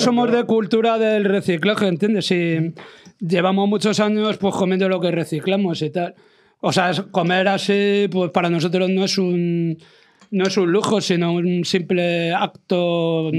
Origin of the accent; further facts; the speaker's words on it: Madrid, Community of Madrid, Spain; todos los que somos de Malasaña, porque siempre ha sido nuestro barrio y lo será siempre, aunque vivamos en otro sitio siempre lo será.